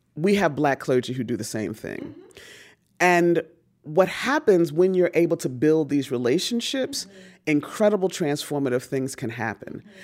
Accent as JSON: {"language": "English", "town": "Newark", "region": "New Jersey", "country": "United States", "tie": "born or raised there", "said": "I was born in Newark, New Jersey"}